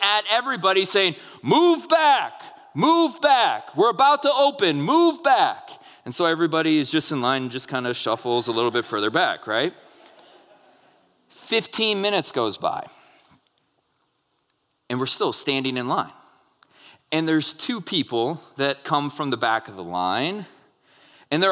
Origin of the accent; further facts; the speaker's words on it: Minnesota, United States; I grew up in Minnesota